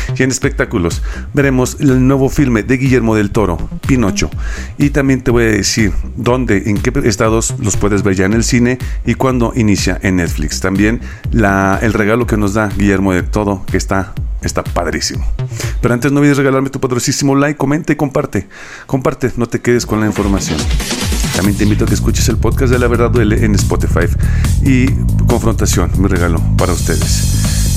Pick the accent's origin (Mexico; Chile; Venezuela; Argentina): Mexico; nosotros como mexicanos